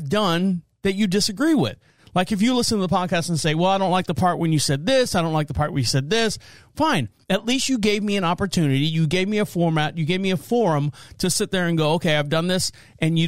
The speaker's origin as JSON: {"language": "English", "region": "Florida", "country": "United States", "said": "I'm from Florida."}